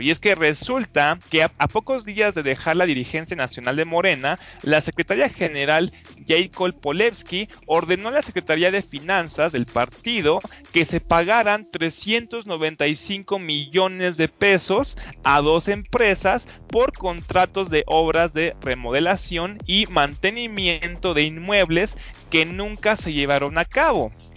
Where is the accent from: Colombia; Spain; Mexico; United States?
Mexico; uno como mexicano